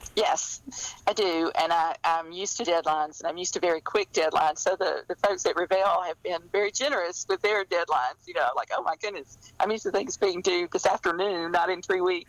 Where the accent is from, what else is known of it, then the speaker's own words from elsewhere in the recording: rural Alabama, United States; I, I grew up in Alabama. I grew up in rural Alabama